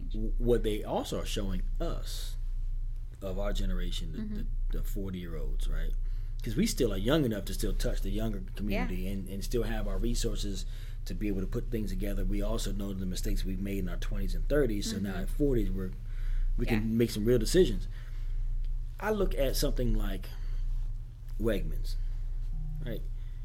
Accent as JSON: {"language": "English", "area": "Fauquier County", "region": "Virginia", "country": "United States", "tie": "born or raised there", "also_born_or_lived": "Herndon, Virginia", "said": "where are you from? I'm like, Fauquier County. And I grew up in Herndon, moved to Catholic when I was 10."}